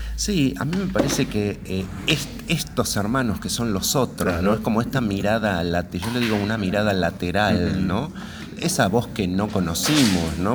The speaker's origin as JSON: {"language": "Spanish", "country": "Argentina", "said": "de nuestra propia identidad como argentinos"}